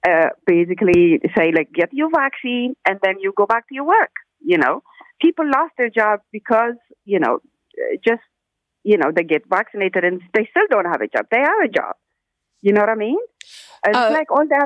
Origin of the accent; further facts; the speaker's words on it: Ethiopia; moved away; I'm from Ethiopia